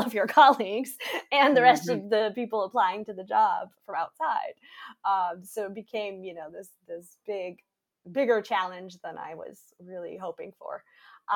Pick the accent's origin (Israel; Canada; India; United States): United States; Michigan; moved away as an adult; I grew up in Michigan.